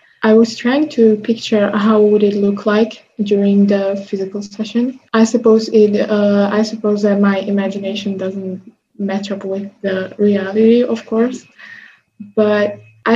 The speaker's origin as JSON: {"language": "English", "country": "Slovakia", "said": "I come from Slovakia"}